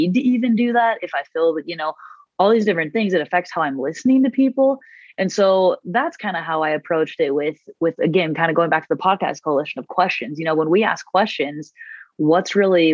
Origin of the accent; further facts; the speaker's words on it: Murray, Utah, United States; I grew up in Murray. I love Utah